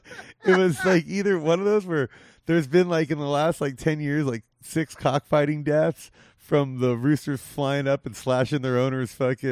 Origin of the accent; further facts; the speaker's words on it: Whittier, California, United States; moved away as an adult; now in Las Vegas, United States; I'm originally from the 562 part. I'm from the from Whittier, like the gateway cities.